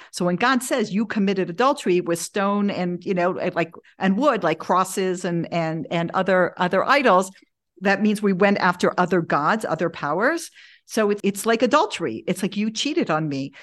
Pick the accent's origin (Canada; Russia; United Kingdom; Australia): Canada; Toronto, Ontario; moved away; also born or lived in Denver, Colorado; I grew up in Toronto, uh, I went to public school